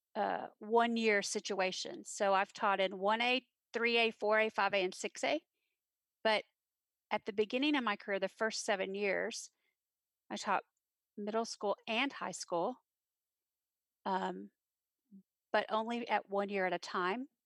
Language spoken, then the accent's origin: English; Granbury, Texas, United States; also born or lived in Fort Worth, Texas; I was born in Fort Worth. I was raised in Granbury, Texas